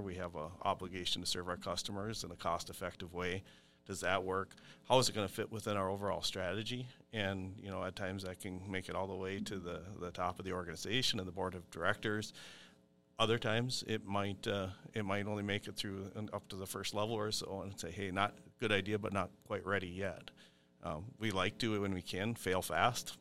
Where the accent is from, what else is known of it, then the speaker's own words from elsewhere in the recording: Brookston, Minnesota, United States; I grew up on McCamus Road, which is just west of Brookston.